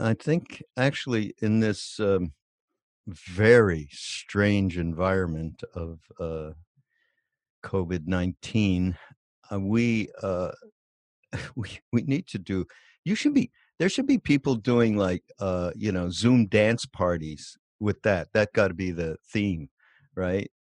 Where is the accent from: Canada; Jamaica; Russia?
Canada; Montreal, Quebec; moved away; also born or lived in Los Angeles; I'm from Montreal